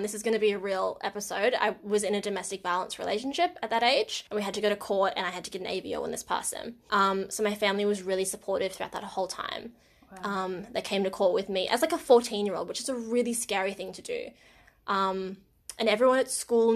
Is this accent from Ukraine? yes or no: no; Wagga Wagga, New South Wales, Australia; my hometown of Wagga Wagga